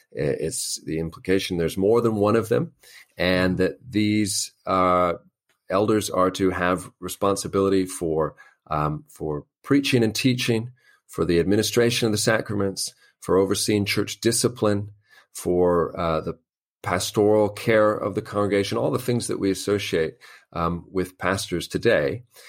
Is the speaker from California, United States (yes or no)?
yes; Los Angeles, California, United States; moved away as an adult; also born or lived in Albany, Georgia / Northern Ireland; now in London, United Kingdom; I'm from Los Angeles, California originally